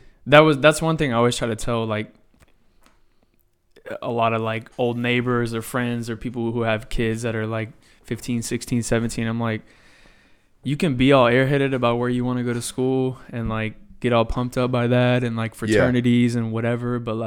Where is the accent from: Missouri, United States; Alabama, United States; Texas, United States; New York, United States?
Texas, United States; Round Rock; also born or lived in Scottsdale, Arizona; Yeah, I went to Round Rock. I was born in Scottsdale, Arizona. But my parents relocated with jobs and shit when I was like two, and they're from here anyways.